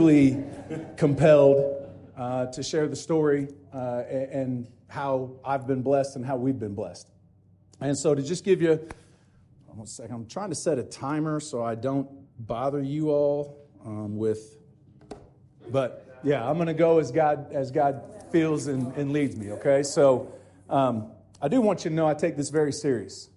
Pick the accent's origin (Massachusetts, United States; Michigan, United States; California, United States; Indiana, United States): Indiana, United States; Bloomington; also born or lived in Ellettsville, Indiana; I'm an Ellettsville boy, born and raised in Bloomington, Indiana. Have been here all my life